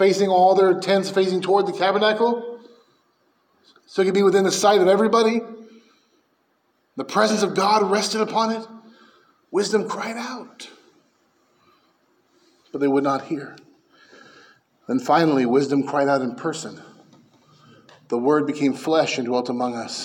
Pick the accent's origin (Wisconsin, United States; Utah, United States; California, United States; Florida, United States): California, United States; San Francisco Bay Area; I grew up in the San Francisco Bay Area